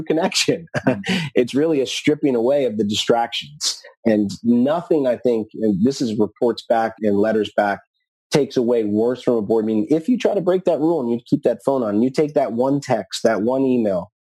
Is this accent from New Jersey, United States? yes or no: yes; New Jersey, United States; I used to watch the Giants play in my hometown where I grew up in New Jersey